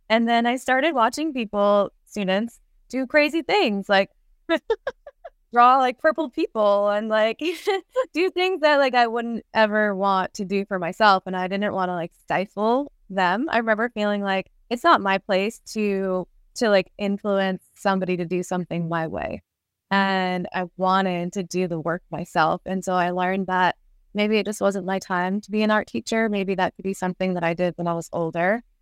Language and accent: English; Worcester, Massachusetts, United States; now in Bakersfield, United States; I grew up in Massachusetts, Worcester, Massachusetts